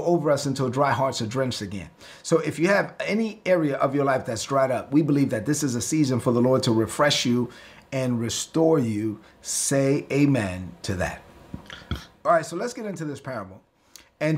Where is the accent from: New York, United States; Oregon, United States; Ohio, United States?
New York, United States; New York City; I'm from Brooklyn. That's how I talk